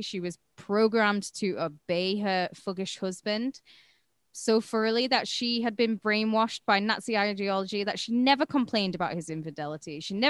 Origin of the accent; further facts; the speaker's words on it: United Kingdom; Mate, I'm British. Three Stooges. Three Stooges not a thing over here, all right?